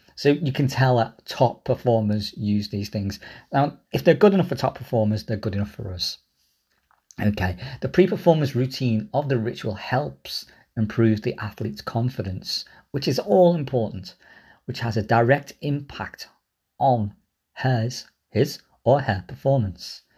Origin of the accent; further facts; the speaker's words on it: Liverpool, North West England, United Kingdom; I grew up in Liverpool.